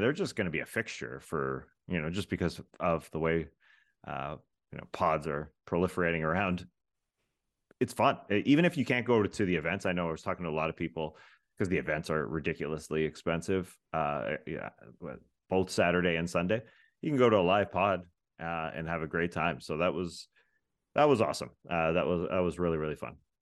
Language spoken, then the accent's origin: English; Toronto, Ontario, Canada; moved away; I'm originally from Toronto